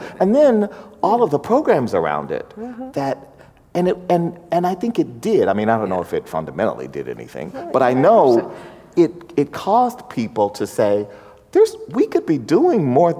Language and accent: English; the South, United States; I'm from the South